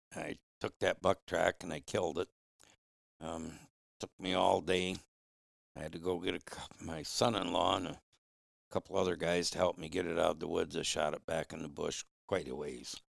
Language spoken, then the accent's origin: English; Flint, Michigan, United States; moved away as an adult; now in Upper Peninsula, Michigan, United States; I was raised in Flint